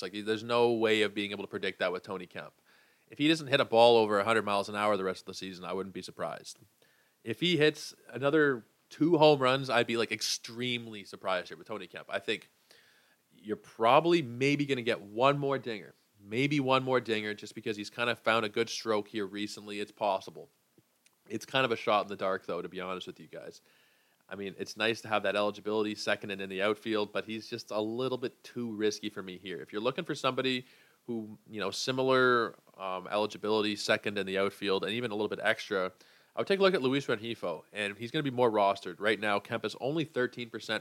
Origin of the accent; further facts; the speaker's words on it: Toronto, Ontario, Canada; Growing up in Toronto